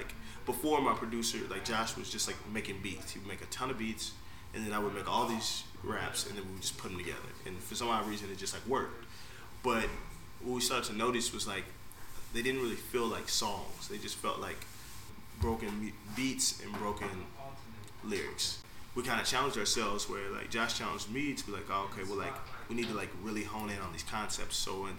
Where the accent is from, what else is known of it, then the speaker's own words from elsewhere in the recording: Norfolk, Virginia, United States; We grew up in Norfolk in this neighborhood, kind of out by like the Newburgh area, Butchel area.